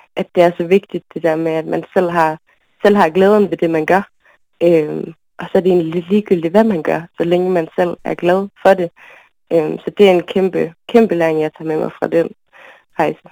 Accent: Aalborg, North Denmark Region, Denmark; also born or lived in Berlin; nu er jeg fra Aalborg egentlig, fra Nørre Sundby, så det med at være vokset op i sådan en lille klump

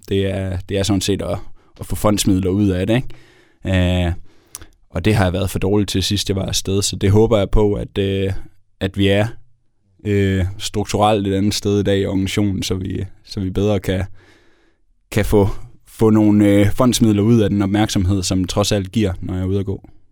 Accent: Denmark

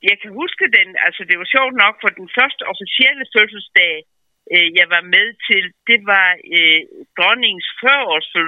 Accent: Als, Southern Jutland, Southern Denmark, Denmark; moved away; jeg kendte jo kun til dem som sønderjyde

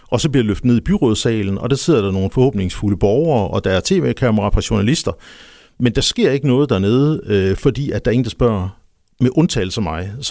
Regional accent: Nyborg, Southern Denmark, Denmark; also born or lived in Funen; I virkeligheden, så er jeg, så er jeg Fynbo. Jeg er født i, i Nyborg, boede der ganske kort, fordi min far han var tjenestegørende over ved, ved statsbanerne.

